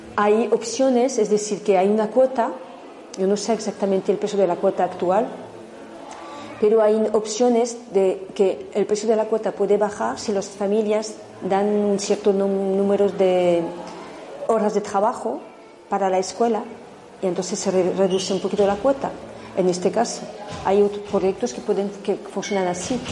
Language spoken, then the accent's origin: Spanish; France; now in Spain; En Francia, de donde vengo también